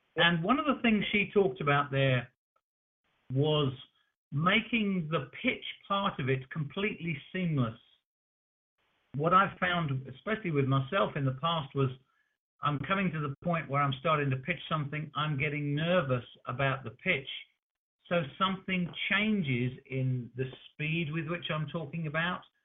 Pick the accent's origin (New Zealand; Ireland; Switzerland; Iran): New Zealand; we're from New Zealand